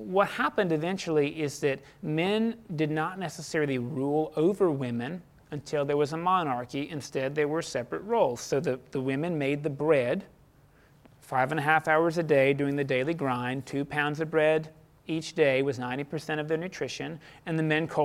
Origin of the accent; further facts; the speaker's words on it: United States; I didn't deserve to be born American. I didn't ask God before I was born, please put me in America